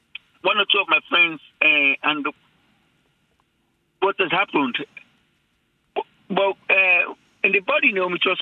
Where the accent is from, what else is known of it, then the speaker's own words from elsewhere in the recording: Sierra Leone; When I was growing up in Sierra Leone, and that was my very first time leaving home